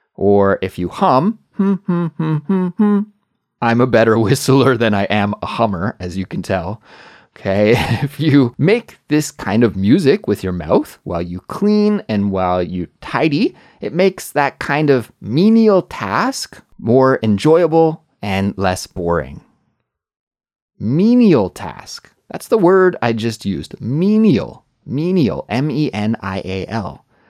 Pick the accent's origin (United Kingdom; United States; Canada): Canada; moved away as an adult; also born or lived in Korea; now in South Korea; In my home country of Canada